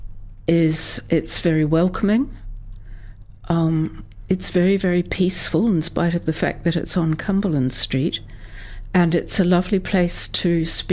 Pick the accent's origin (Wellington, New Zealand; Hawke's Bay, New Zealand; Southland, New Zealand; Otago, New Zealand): Southland, New Zealand; now in Dunedin, New Zealand; I grew up in very rural, very flat Southland